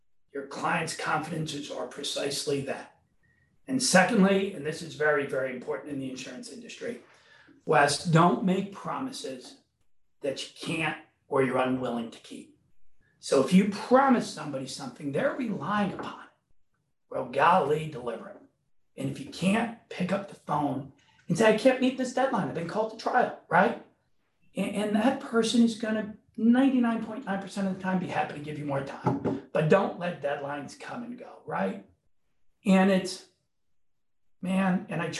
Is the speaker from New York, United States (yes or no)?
yes; New York, United States; also born or lived in Chicago, Illinois; now in Miami, United States; I was born in New York. I was raised there. My father, who was in claims management, was transferred to Chicago. So we did the rest of our living there.